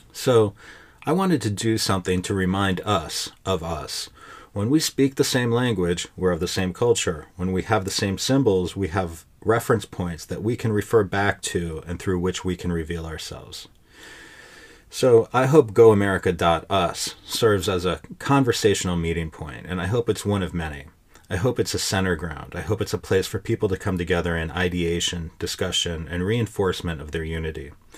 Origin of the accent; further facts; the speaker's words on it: United States; I had a certain feeling about being an American